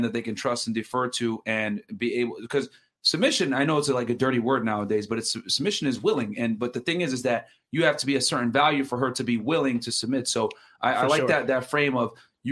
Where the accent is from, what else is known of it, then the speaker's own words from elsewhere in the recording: Connecticut, United States; moved away; I'm from Connecticut originally.